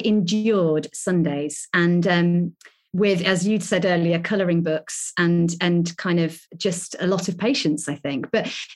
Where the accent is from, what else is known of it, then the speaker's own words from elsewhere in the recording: Lincolnshire, East Midlands, United Kingdom; moved away as an adult; now in Birmingham, United Kingdom; I grew up in Lincolnshire